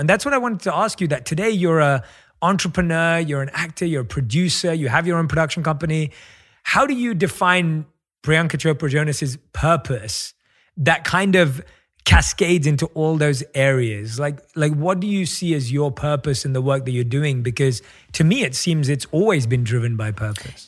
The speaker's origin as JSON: {"language": "English", "region": "London", "country": "United Kingdom", "tie": "born or raised there", "moved": "yes", "said": "my roots growing up in London as well, where I think we have an incredibly strong South Asian community where you are right now, where I was born and raised."}